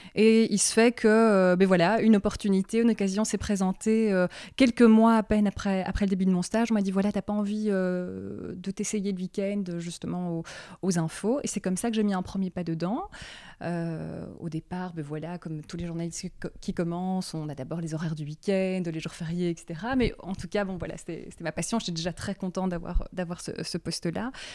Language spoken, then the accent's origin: French; Brussels, Brussels-Capital Region, Belgium; je suis de Bruxelles. Je suis toujours restée à Bruxelles.